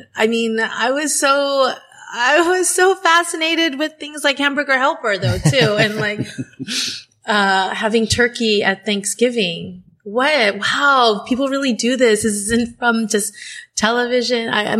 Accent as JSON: {"language": "English", "country": "Philippines", "said": "And so being Filipino is interesting because, to use Miguel's word earlier, we do assimilate very, very well in different communities."}